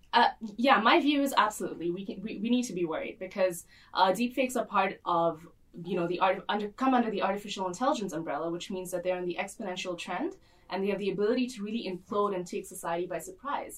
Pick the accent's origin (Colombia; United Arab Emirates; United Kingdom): United Arab Emirates; Dubai; also born or lived in Boston; I grew up here in Dubai and moved momentarily to Boston, where I studied. And then I moved back here